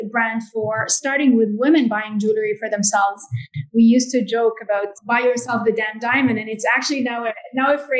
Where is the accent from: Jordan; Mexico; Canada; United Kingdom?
Jordan; grew up in Jordan and I'm a third generation in my family to work in jewelry